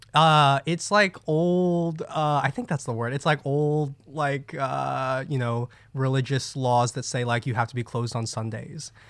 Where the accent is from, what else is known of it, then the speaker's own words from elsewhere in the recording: New Jersey, United States; I grew up in Jersey. Jersey, boy.